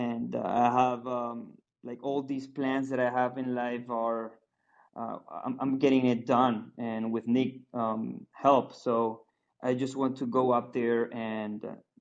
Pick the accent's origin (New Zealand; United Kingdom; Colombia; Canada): Colombia; I'm from Colombia